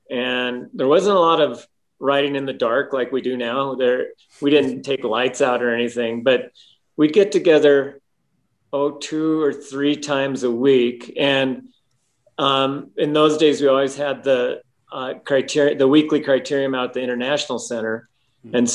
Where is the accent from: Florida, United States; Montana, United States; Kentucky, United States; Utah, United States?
Montana, United States; Bozeman; I grew up in Bozeman, Montana, and there's not a lot of cycling up there.